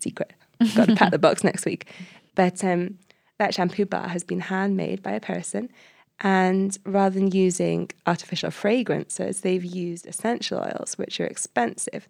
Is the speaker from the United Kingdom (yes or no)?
yes; Cardiff, Wales, United Kingdom; I come from Cardiff, and the area where I live in just doesn't have enough trees